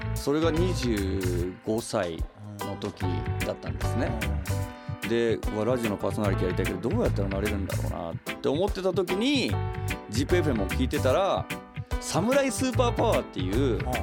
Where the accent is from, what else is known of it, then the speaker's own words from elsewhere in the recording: Nagoya, Aichi, Japan; 自分が生まれ育った名古屋っていうところをレペゼンして音楽やったら